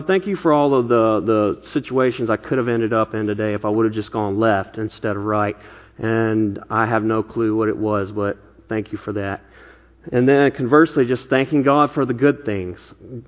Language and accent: English; the Bible Belt, United States; now in Bay Area, United States; You know, I came from the Bible Belt where just about everybody claimed to be a Christian